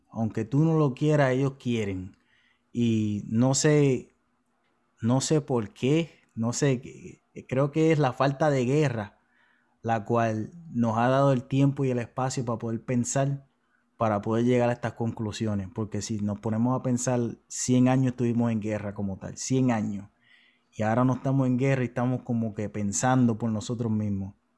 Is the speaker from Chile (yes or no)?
no; Puerto Rico